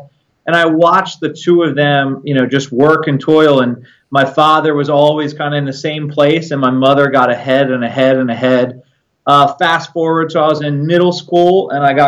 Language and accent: English; Maryland, United States; I was born in Maryland, born and raised.